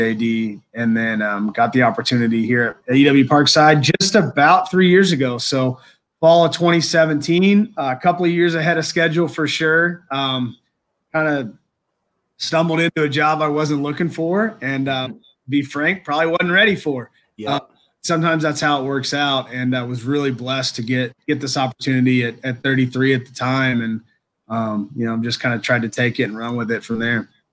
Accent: Indiana, United States; also born or lived in Green Bay, Wisconsin / Kentucky; now in Kenosha, United States; growing up in Indiana, we're all basketball guys

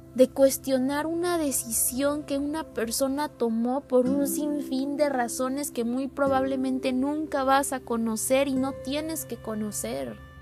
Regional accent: Puebla, Mexico; moved away as an adult; mi ciudad natal y en mi casa

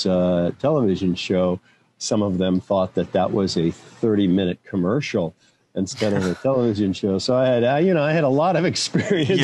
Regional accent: Arizona, United States; moved away as an adult; I grew up in Arizona

